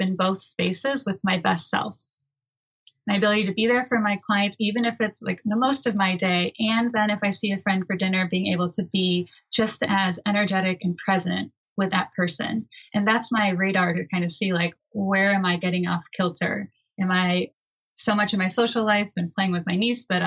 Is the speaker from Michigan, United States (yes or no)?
yes; Michigan, United States; I grew up in Michigan, a very small town